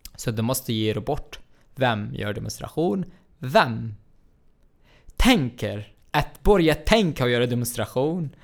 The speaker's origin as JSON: {"language": "Swedish", "town": "Baniyas", "region": "Tartus Governorate", "country": "Syria", "tie": "born or raised there", "second_language": "Swedish", "moved": "as an adult", "lives_now": "Sweden", "said": "min hemstad Banjas"}